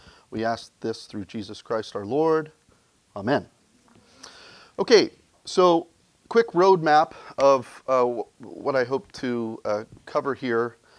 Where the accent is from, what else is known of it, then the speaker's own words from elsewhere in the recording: Ireland; because being an Irishman, I am motivated primarily by a sense of guilt.